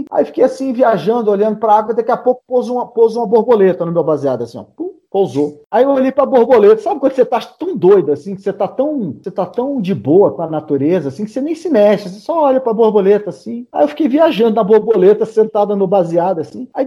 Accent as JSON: {"language": "Portuguese", "town": "Brasília", "region": "Federal District", "country": "Brazil", "tie": "born or raised there", "said": "Eu nasci em Brasília."}